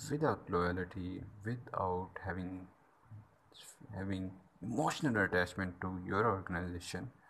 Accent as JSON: {"language": "English", "country": "Pakistan", "also_born_or_lived": "Islamabad", "said": "I'm from Pakistan and uh, I used to live in Islamabad."}